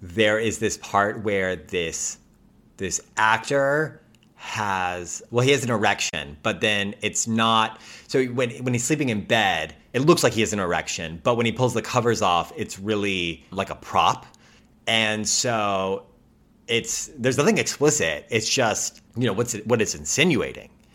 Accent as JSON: {"language": "English", "country": "United States", "said": "as an American"}